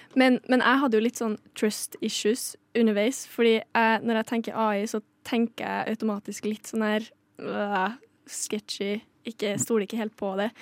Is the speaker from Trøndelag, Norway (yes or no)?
yes; Trøndelag, Norway; Ørlandet er nabokommunen min.